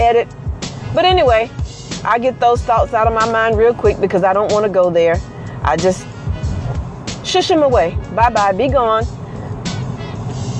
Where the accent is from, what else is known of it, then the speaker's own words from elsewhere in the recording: Mississippi, United States; I'm from Mississippi.